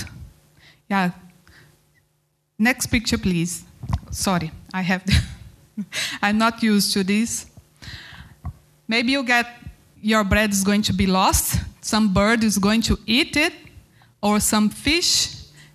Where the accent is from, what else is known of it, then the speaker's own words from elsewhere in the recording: Goiânia, Goiás, Brazil; English is a second language; moved away as an adult; also born or lived in north of Brazil / Mozambique; I start in my hometown, Goiânia, in Brazil.